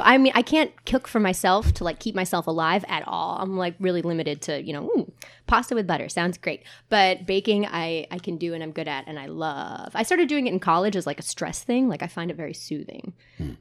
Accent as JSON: {"language": "English", "town": "Montclair", "region": "New Jersey", "country": "United States", "tie": "born or raised there", "lives_now": "Asbury Park, United States", "said": "I grew up in Montclair, New Jersey"}